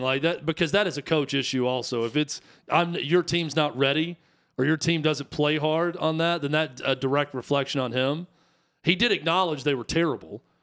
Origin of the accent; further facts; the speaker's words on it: United States; I'm American